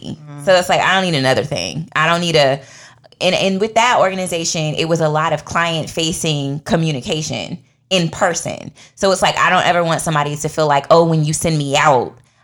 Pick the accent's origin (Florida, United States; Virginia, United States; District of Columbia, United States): District of Columbia, United States; Washington; accent: DC; moved away as an adult; now in Georgia, United States; my DC accent comes out